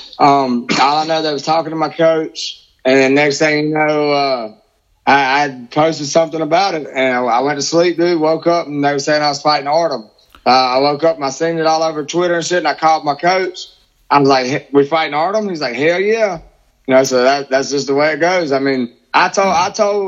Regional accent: Biloxi, Mississippi, United States; this is in my hometown

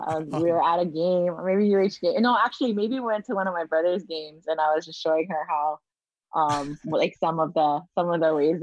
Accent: Pukalani, Hawaii, United States; moved away as an adult; also born or lived in Wailuku, Maui; now in Papakolea, Oahu, United States; I am originally from Wailuku, Maui, and Pukalani, Maui. I'm actually born and raised in Pukalani. But we live in Wailuku now. I currently rest my head in Papakolea, on the island of Oahu. So this is where I call home, and I have for several years.

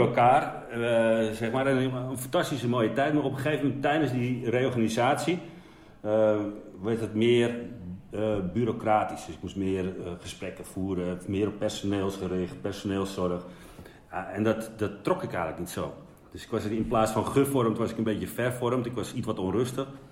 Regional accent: Wormerveer, North Holland, Netherlands; ik kom uit de Zaanstreek. Um, daar, ja, Wormerveer, daar ben ik geboren

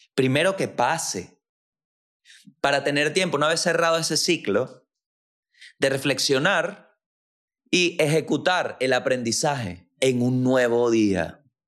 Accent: La Guaira, Venezuela; soy de La Guaira, Venezuela.

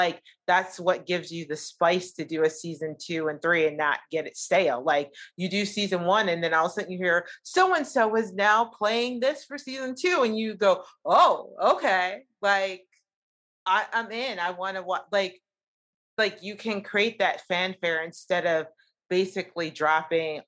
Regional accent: United States; as an American

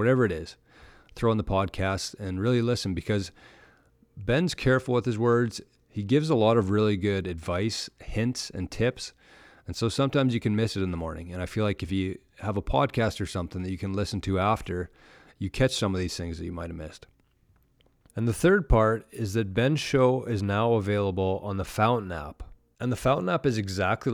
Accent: Canada; I'm from Canada

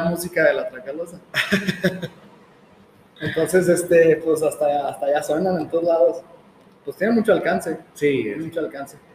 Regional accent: Jalisco, Mexico; Nosotros somos de Jalisco

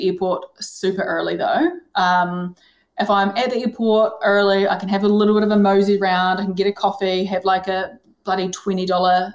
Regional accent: Gore, Southland, New Zealand; now in Geelong, Australia; I'm from Gore. It is the country capital of New Zealand.

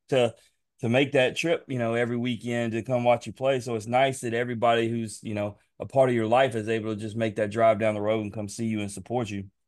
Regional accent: Memphis, Tennessee, United States; I'm from Memphis. Like, we grew up on

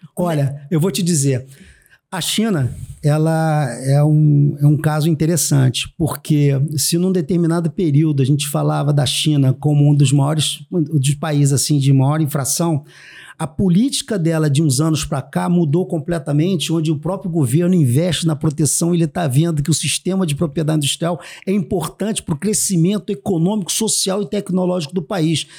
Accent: Brazil; eu brasileiro chegando ali

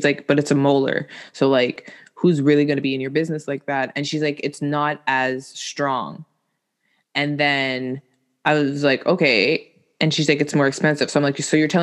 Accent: Quebec, Canada; Quebec, mon Calis, Québécois

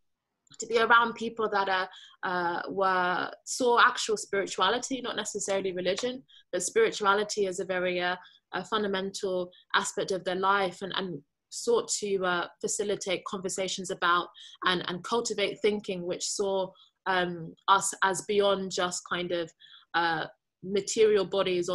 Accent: United Kingdom; I identify largely as British. You know, I don't actually have Nigerian nationality. I wasn't born there. I don't speak the language, but I still recognize that that tradition within my heritage. So generally I say I'm British Nigerian

